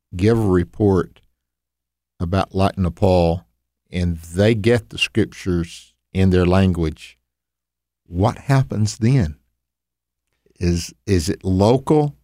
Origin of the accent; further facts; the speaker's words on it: the American South, United States; accent: Southern drawl; me being a Southerner, they, they look at me like, well, man, he's got that Southern drawl